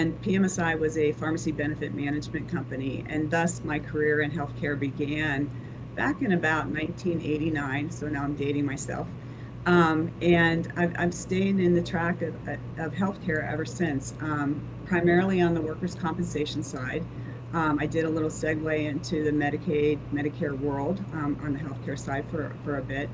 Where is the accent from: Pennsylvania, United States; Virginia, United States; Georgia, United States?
Pennsylvania, United States; moved away as an adult; now in Florida, United States; I grew up in Pennsylvania. I went to school and moved to Florida right out of college